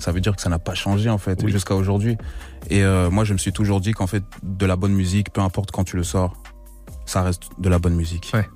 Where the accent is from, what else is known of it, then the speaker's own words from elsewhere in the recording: Belgium; je viens de la Belgique